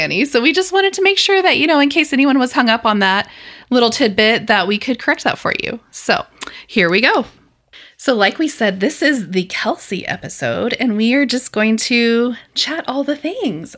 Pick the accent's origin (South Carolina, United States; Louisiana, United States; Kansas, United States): Kansas, United States; western; moved away; my hometown's very similar to your hometown. like farming routes. Um, there's a lot of cattle in western Kansas